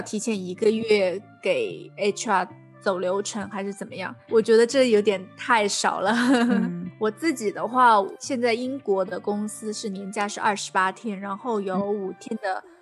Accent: China; now in United Kingdom; 我是一个中国人

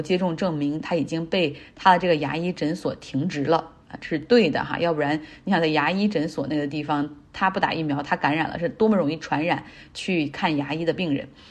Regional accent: Harbin, Heilongjiang, China; now in United States; 我的老家哈尔滨

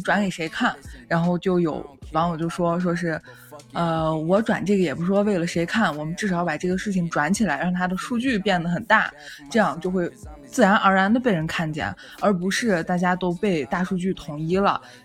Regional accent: Northwest China, China; accent: Northwestern dialect; 我们西北方言

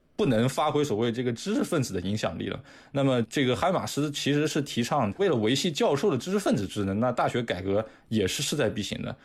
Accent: China; 我们中国人经常会谴责这个日本右翼甚至是政府对这个历史罪行反思的不到位

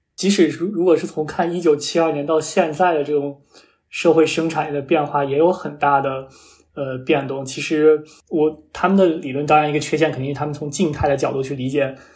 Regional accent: Shanxi, China; 我非常关心我家乡山西的发展

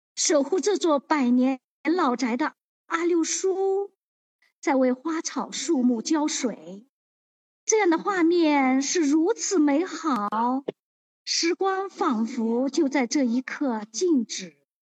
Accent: Lijiang, Yunnan, China; 我是来自云南丽江的一个视力残疾人

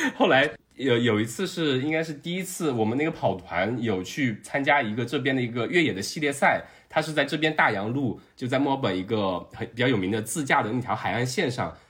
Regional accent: Jiangsu-Zhejiang, China; 比起我们两个江浙人要好很多

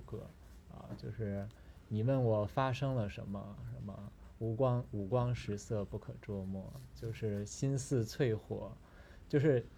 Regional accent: Northeast China, China; 我们东北人市井生活

